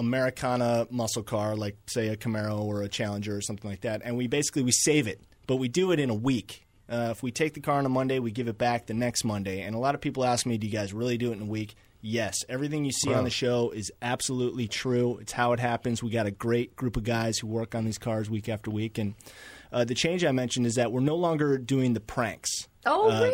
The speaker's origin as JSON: {"language": "English", "town": "Chicago", "region": "Illinois", "country": "United States", "said": "I'm from Chicago"}